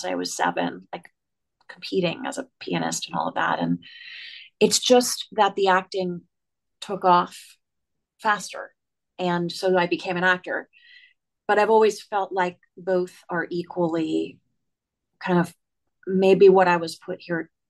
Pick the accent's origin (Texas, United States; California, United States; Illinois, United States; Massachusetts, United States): Massachusetts, United States; Worcester; I grew up in Worcester, Massachusetts